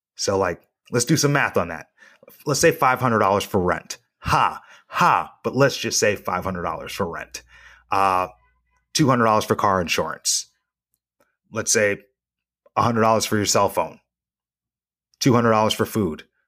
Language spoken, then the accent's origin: English; Reno, Nevada, United States; my hometown